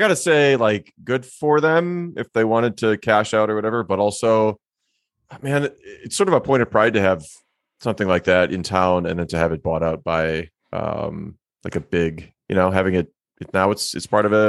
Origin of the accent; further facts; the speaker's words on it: Minnesota, United States; also born or lived in Germany; now in Longmont, United States; Growing up in Minnesota